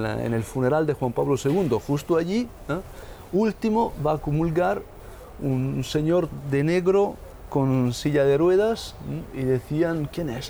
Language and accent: Spanish; northern Italy, Italy; now in Rome, Italy; visitándole a mi madre en mi pueblo, en el norte de Italia.